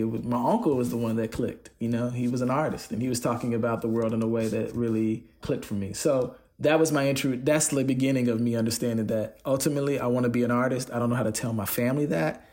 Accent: United States; I'm an American

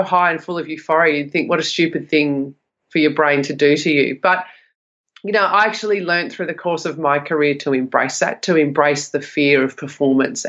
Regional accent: Sydney, New South Wales, Australia; I grew up in Western Sydney

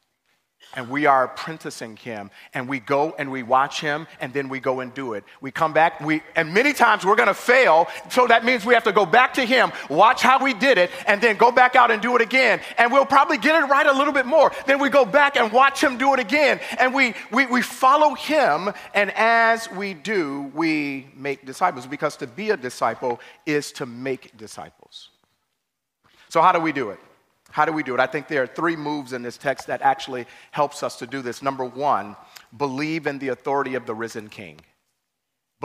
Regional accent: Chicago, Illinois, United States; I remember growing up in Chicago, we went to the projects

